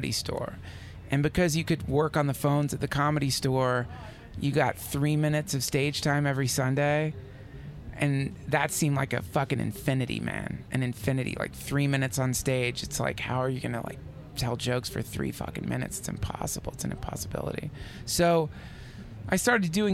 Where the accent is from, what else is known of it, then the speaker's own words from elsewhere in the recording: the South, United States; moved away as an adult; now in Los Angeles, United States; I grew up in the South, this Southern girl